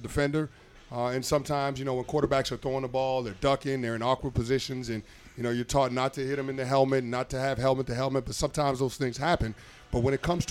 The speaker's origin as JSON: {"language": "English", "town": "New York City", "region": "New York", "country": "United States", "tie": "born or raised there", "also_born_or_lived": "Charlotte", "moved": "yes", "said": "I'm a New Yorker. I'm from the Bronx"}